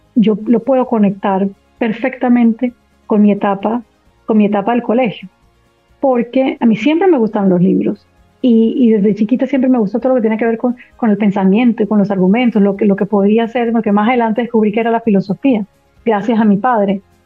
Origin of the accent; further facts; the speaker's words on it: Barranquilla, Atlántico, Colombia; moved away as an adult; now in Washington, United States; Soy barranquillera, nací, crecí eh, en Barranquilla, mis padres ambos barranquilleros.